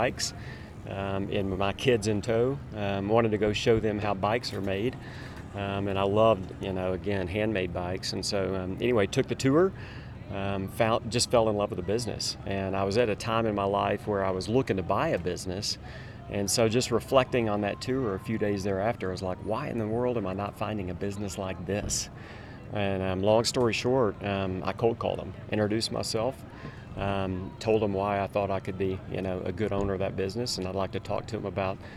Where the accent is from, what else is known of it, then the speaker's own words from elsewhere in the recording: Little Rock, Arkansas, United States; moved away as an adult; now in Steamboat Springs, United States; Just moved to Steamboat after really being a native Arkansan my entire life. Little Rock, Arkansas was my hometown up until just a couple of weeks ago.